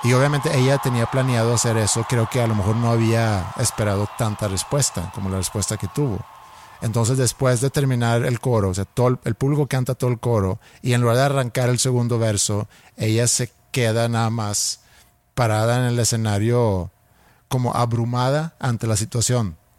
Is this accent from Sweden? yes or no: yes; Sweden; first language Swedish; Spanish is a second language; moved away